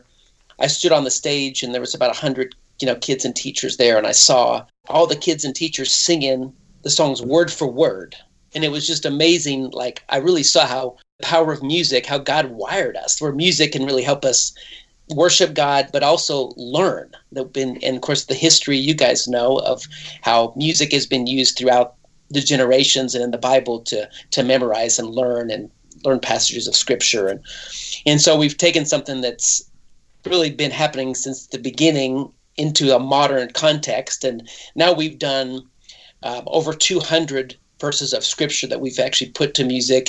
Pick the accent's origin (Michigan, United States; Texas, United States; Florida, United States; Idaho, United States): Idaho, United States; moved away; also born or lived in Nashville, Tennessee / Franklin, Tennessee; I lived in Nashville for 20 years. But originally I was born in Idaho, and that's where I'm back here now, close to family